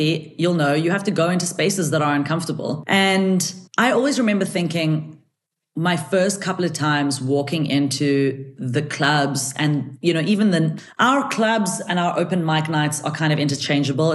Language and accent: English; South Africa; my parents are Israeli and they are, you know, they came to South Africa before I was born. So I'm the first person in my family who's actually South African